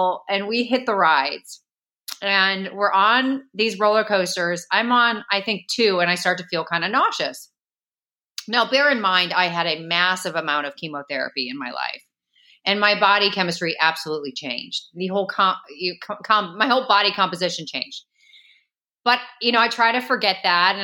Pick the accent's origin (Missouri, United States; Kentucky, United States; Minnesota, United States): Missouri, United States; St. Louis; moved away; also born or lived in Chicago, Illinois; I grew up in St. Louis, Missouri. I was actually born in Chicago originally, and I lived there till I was six